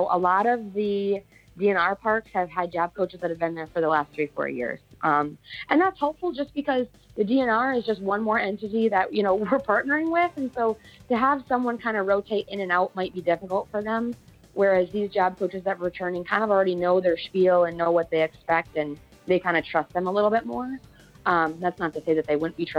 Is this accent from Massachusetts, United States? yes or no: no; Munising, Michigan, United States; I'm originally from Munising